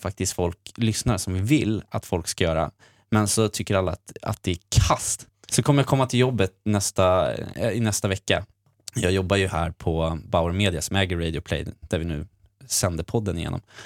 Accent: Sweden; jag är också från Sverige

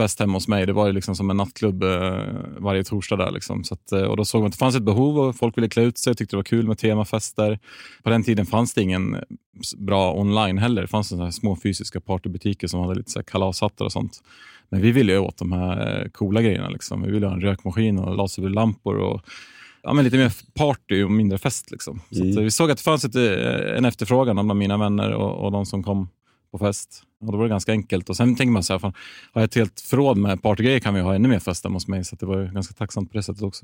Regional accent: Gävle, Gävleborg County, Sweden; född och uppvuxen i Gävle

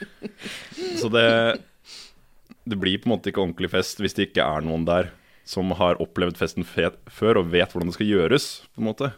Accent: Elverum, Innlandet, Norway; moved away; Jeg er fra Elverum

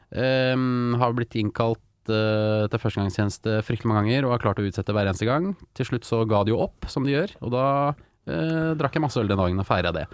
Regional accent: Porsgrunn, Telemark, Norway; jeg er den eneste fra Porsgrunn som skal hit

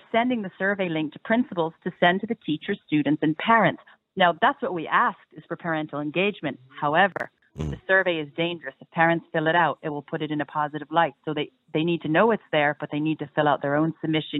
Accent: United States; now in Ireland; brought in from my home country, America

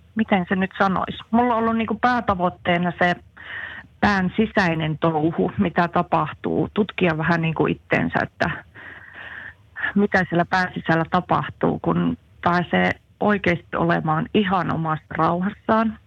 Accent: Central Finland, Finland; also born or lived in Jyväskylä / Jämsä; keski-ikäinen eräopas Keski-Suomesta

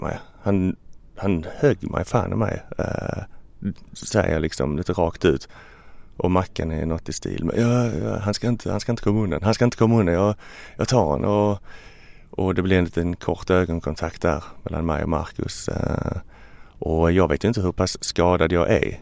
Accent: Ystad, Skåne, Sweden; now in Stockholm, Sweden; Jag är från Ystad, ligger längst ner

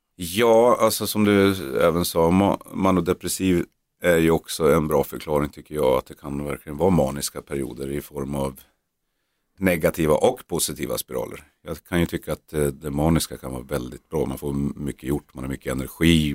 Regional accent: Norrland, Sweden; vi är norrlänningar, norrlänningar

